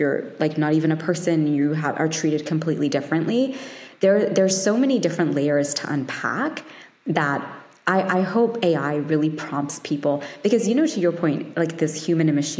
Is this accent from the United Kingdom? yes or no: yes; London, United Kingdom; I was born in London